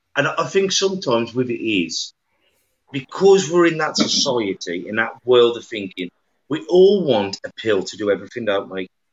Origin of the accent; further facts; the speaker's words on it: Black Country, West Midlands, United Kingdom; accent: yam yam; we're yam yams from the Black Country